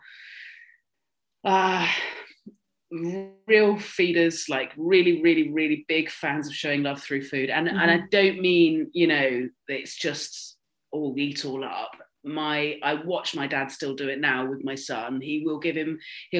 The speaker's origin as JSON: {"language": "English", "town": "Swanage", "region": "South West England", "country": "United Kingdom", "tie": "born or raised there", "said": "I grew up in Dorset where you had like a first school, a middle school and an upper school"}